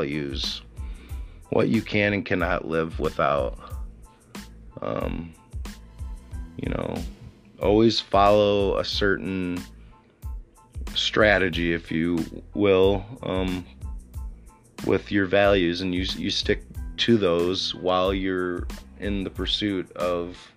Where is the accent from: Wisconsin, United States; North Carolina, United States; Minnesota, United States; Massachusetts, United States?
Wisconsin, United States; Sauk City; I was born in Sauk City, Wisconsin, with a mother and father, and I had a brother and sister growing up